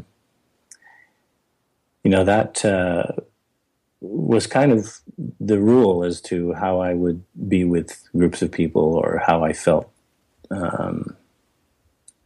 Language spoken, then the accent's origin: English; Vancouver, British Columbia, Canada; when I was growing up in Vancouver, outside the city in a very agricultural area